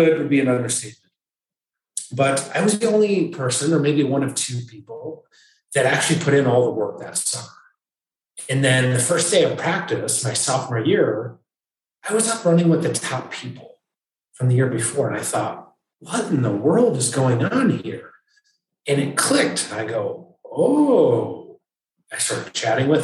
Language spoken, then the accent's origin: English; Michigan, United States; now in North Carolina, United States; I grew up in Michigan